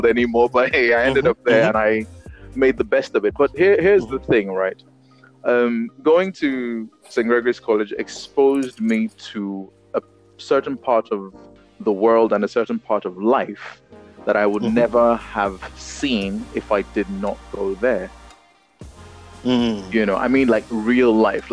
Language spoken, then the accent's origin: English; Lagos, Nigeria; Growing up in Nigeria